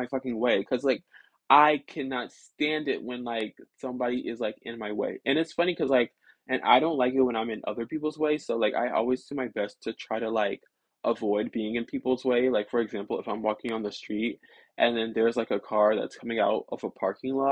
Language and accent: English; the South, United States; I live in the South and I'm from the South